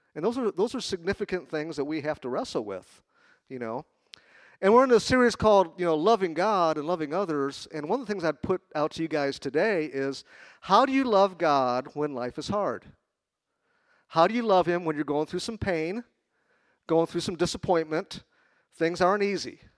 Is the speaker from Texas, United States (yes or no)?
no; Chicago, Illinois, United States; moved away; I'm from Chicago.